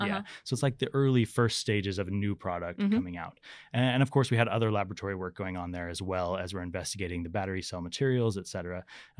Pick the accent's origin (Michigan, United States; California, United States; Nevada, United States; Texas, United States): Nevada, United States; Las Vegas; now in Sweden; No, definitely not. So I'm born and raised in Las Vegas in the United States.